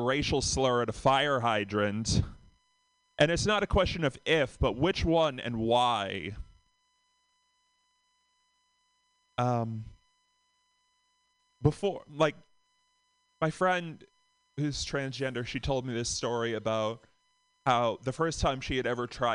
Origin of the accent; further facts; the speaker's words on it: Boston, Massachusetts, United States; from Boston